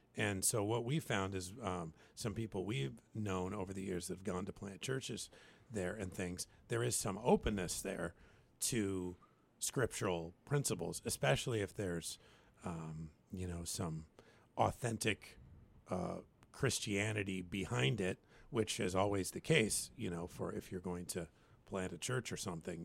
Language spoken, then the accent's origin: English; the Northwest, Pacific Northwest, United States; moved away; also born or lived in Alaska; I come from the Northwest, and the Northwest always ranks highest for one of the most unchurched places in the country